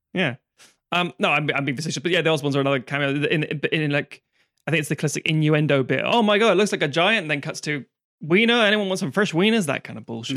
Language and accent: English; London, United Kingdom; I grew up in London